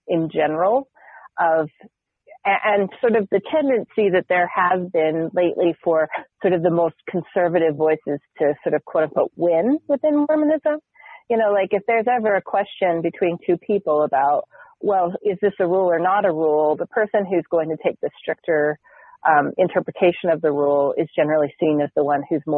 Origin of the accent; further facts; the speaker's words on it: Southern Utah, United States; I grew up in Southern Utah